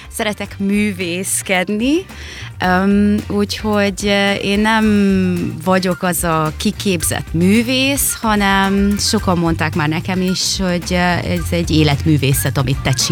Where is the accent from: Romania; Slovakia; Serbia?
Romania; Târgu Mureș, Mureș County; moved away as an adult; also born or lived in Germany / Canary Islands; régenben születtem, és itt nőttem fel vásárhelyen